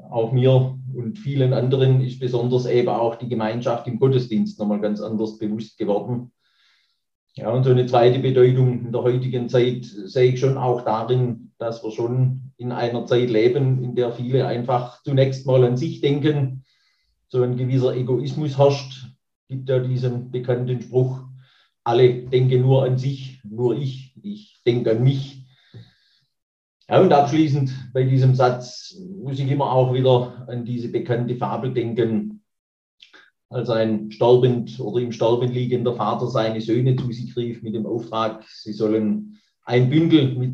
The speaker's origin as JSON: {"language": "German", "town": "Nagold", "region": "Baden-Württemberg", "country": "Germany", "tie": "born or raised there", "lives_now": "Albersbach, Germany", "said": "komme gebürtig aus dem Nagolder Bezirk, auch direkt aus der Gegend von Nagold lebe jetzt seit zwölf Jahren in Albersbach."}